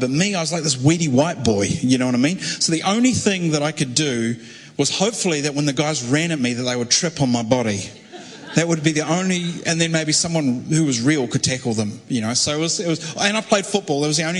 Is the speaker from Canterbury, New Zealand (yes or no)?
yes; Christchurch, Canterbury, New Zealand; my dad's German, mum's a Kiwi. We grew up in Christchurch